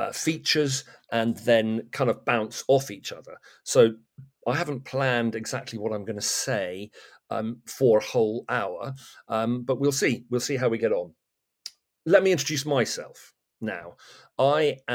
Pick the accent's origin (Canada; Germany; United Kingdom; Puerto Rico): United Kingdom; Great Torrington, South West England; moved away as an adult; now in Kent, United Kingdom; I come from Devon. My mother still lives there and in our family home.